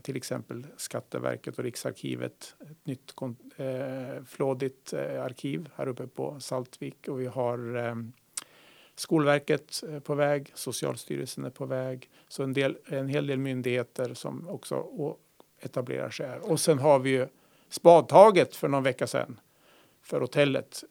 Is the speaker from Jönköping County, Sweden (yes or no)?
no; Malmköping, Södermanland, Sweden; moved away as an adult; also born or lived in Umeå / Pajala / Orsa, Dalarna; Sörmland, Malmköping, eh, hjärtat av Sörmland tre mil söder om Eskilstuna.